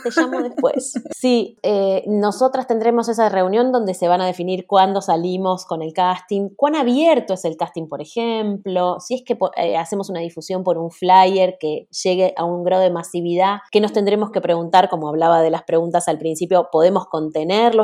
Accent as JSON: {"language": "Spanish", "country": "Argentina", "tie": "born or raised there", "said": "nací en Argentina, soy la, primera argentina de familia uruguaya completa"}